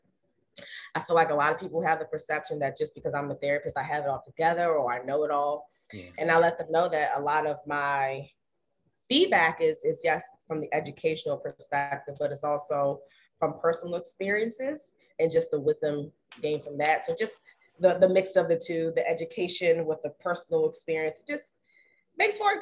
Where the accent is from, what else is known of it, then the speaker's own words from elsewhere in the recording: Maryland, United States; we're still from Maryland